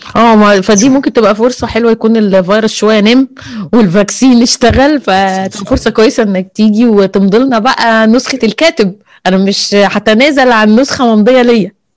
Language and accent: Arabic; Alexandria, Alexandria Governorate, Egypt; أنا أصلاً من اسكندرية، فطبعاً متعصبة لاسكندرية